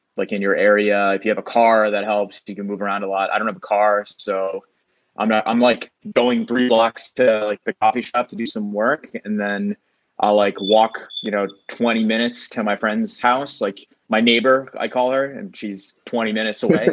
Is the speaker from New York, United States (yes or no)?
yes; New York, United States; also born or lived in Bellerose, New York / Calcutta (parents); So I'm born and bred in New York